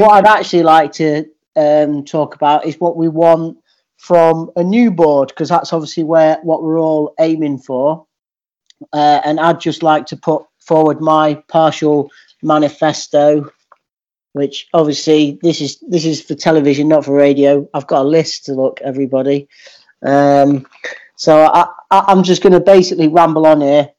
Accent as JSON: {"language": "English", "town": "Skegness", "region": "East Midlands", "country": "United Kingdom", "tie": "born or raised there", "also_born_or_lived": "Grimsby", "said": "I, I grew up as born in Grimsby, but grew up uh, just outside Skegness"}